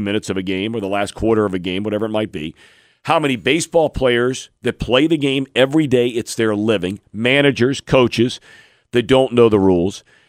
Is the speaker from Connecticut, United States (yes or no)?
no; Cincinnati, Ohio, United States; As a kid myself growing up in Cincinnati